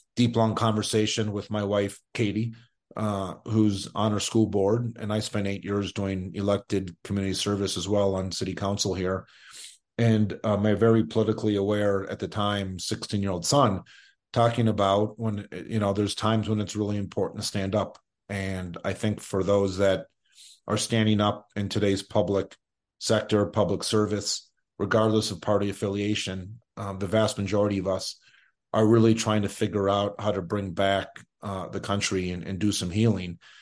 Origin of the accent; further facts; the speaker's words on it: Minneapolis, Minnesota, United States; moved away as an adult; also born or lived in northeastern Montana / Boulder, Colorado / New York City; now in Aspen, United States; after five years in Montana, I grew up in Minneapolis. I was there from kindergarten through high school